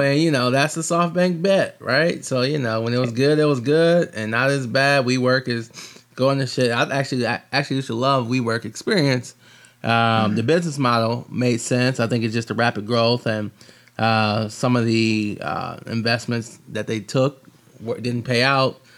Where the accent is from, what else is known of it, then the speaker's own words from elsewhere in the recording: Michigan, United States; I'm from Michigan